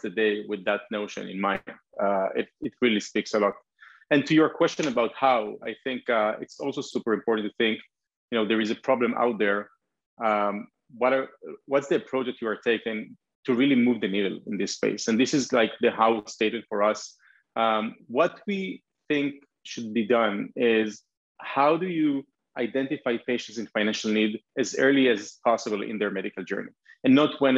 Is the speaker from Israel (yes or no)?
yes; Israel; I am from Israel, and this is where the company has been founded